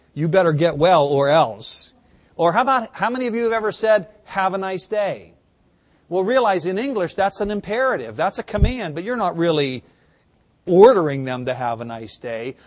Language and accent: English; United States; As American Christians